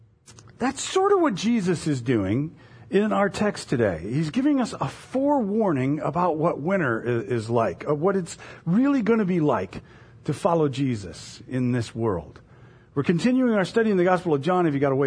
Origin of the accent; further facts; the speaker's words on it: Florida, United States; moved away as an adult; When I was 21, I moved from Florida to Indiana. And I got to, it was northern Indiana, and I got there in late November.